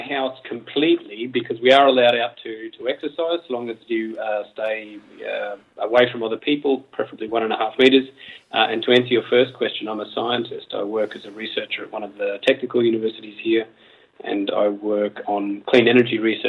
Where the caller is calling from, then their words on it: Mannheim, Baden-Württemberg, Germany; I'm calling from Mannheim in Germany.